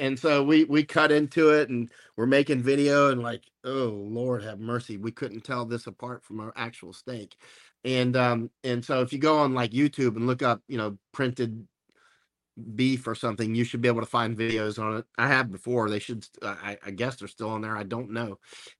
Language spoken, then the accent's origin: English; United States; I'm American.